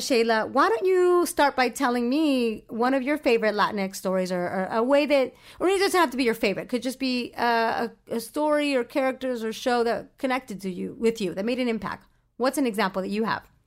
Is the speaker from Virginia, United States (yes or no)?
no; Orange County, California, United States; I grew up in Orange County